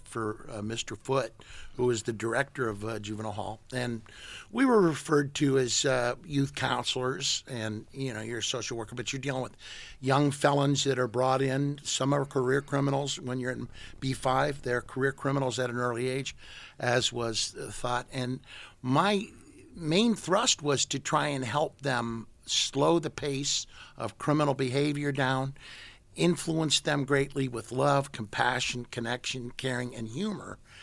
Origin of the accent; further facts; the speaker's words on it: St. Louis, Missouri, United States; moved away as an adult; now in San Francisco, United States; in Saint Louis where I grew up